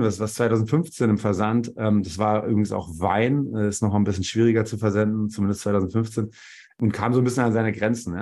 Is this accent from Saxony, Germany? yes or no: no; Bielefeld, North Rhine-Westphalia, Germany; moved away as an adult; also born or lived in Karlsruhe / Zürich / Dortmund; now in Berlin, Germany; bin gebürtig aus Bielefeld, dann über verschiedene Stationen, Studium in Karlsruhe, Zürich und das Fraunhofer Institut in Dortmund, dann in Berlin gelandet vor gut 15 Jahren